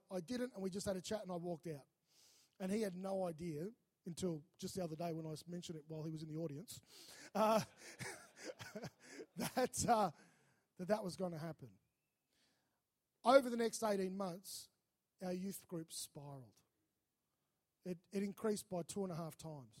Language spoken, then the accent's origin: English; Melbourne, Victoria, Australia; moved away as an adult; also born or lived in North Queensland; I was from Melbourne